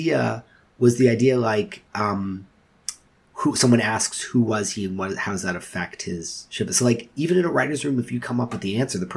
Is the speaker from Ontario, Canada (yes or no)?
yes; Toronto, Ontario, Canada; I hate that I was born in Toronto. And like, this is the most boring city